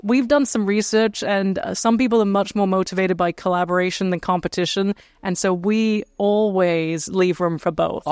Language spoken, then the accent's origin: English; England, United Kingdom; now in Los Angeles, United States; as a kid, I grew up in England, in the countryside